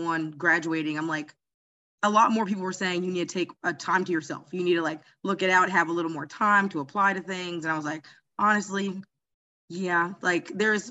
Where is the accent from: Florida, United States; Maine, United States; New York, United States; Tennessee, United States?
Florida, United States; Jacksonville; also born or lived in Gainesville, Florida / Miami, Florida; I'm from Jacksonville, Florida